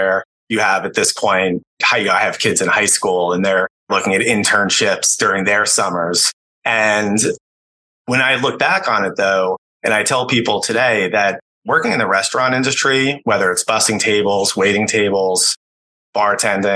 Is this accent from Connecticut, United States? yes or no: yes; Connecticut, United States; I grew up in the New York City area, outside the city, primarily in Connecticut